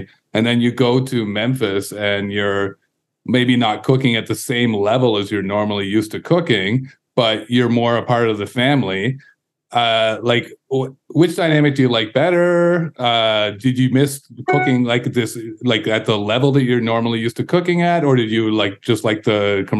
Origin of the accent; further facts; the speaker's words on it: Canada; We're Canadian